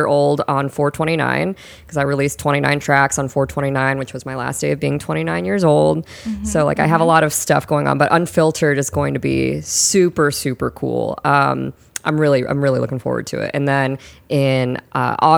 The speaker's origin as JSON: {"language": "English", "town": "Fort Wayne", "region": "Indiana", "country": "United States", "tie": "born or raised there", "moved": "yes", "lives_now": "Fort Worth, United States", "said": "my hometown of Fort Wayne, Indiana, which is not close to where we live."}